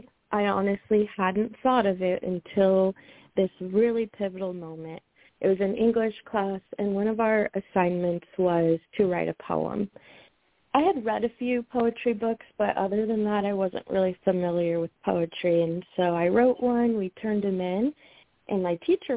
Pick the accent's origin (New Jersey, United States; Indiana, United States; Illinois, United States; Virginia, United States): Illinois, United States; Decatur; To begin, I grew up in Decatur, Illinois, born and raised, and I'm still here.